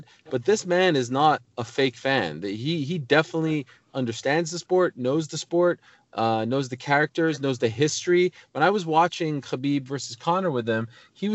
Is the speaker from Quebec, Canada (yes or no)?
yes; Montreal, Quebec, Canada; now in United States; where I come from, like Montreal, predominantly French speaking, Canada